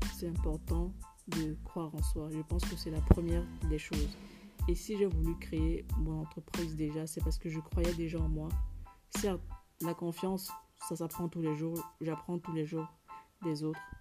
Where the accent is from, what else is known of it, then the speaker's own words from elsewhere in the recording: Cameroon; en tant que Camerounaise